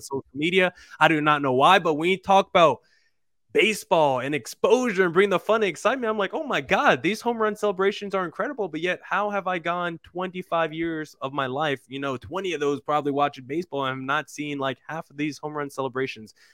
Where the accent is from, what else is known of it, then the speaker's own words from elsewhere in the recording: New Jersey, United States; I'm a guy born and raised in New Jersey